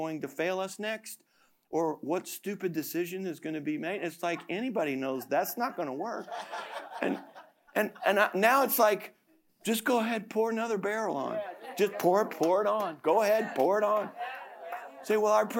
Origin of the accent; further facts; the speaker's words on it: United States; I'm an American